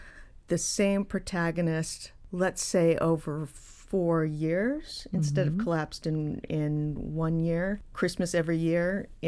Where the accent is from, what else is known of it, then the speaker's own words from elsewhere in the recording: Colorado, United States; but I'm from Colorado. And so when I was growing up, the NORAD Santa tracking wasn't a national thing. It was just a local thing.